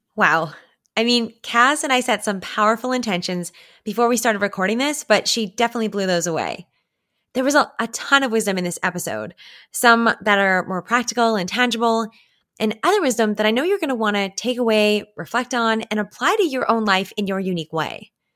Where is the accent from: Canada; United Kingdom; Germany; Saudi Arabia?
Canada; as a Canadian, as a real authentic Canadian here